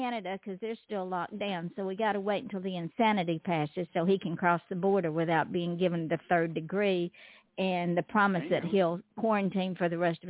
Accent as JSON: {"language": "English", "region": "Georgia", "country": "United States", "tie": "born or raised there", "accent": "Southern", "moved": "yes", "said": "you mentioned my home state, and you know, you can take the girl out of Georgia, but you never take Georgia out of the girl."}